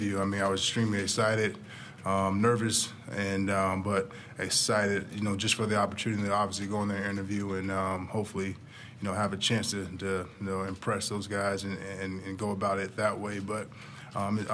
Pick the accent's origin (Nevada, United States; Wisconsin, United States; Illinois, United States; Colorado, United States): Nevada, United States; Las Vegas; now in Norman, United States; I'm from Las Vegas